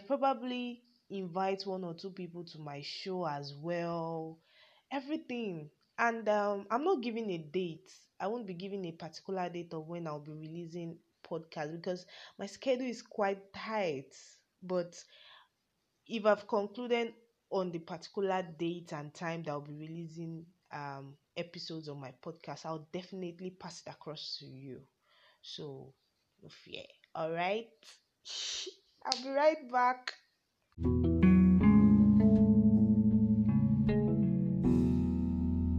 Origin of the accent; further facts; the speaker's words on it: Yorubaland, Nigeria; I'm a Nigerian, yes, Ninja to the world. A Yoruba, I'm from the Yoruba tribe to be precise